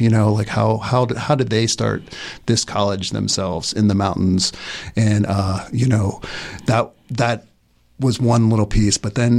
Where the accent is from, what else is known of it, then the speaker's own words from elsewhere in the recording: Lilburn, Georgia, United States; I grew up outside of Atlanta in Lilburn, Georgia